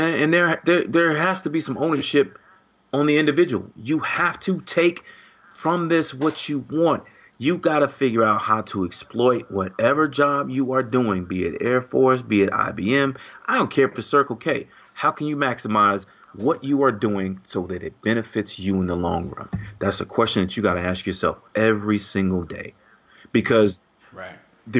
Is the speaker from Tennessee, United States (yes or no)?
no; Chicago, Illinois, United States; I came from the South Side of Chicago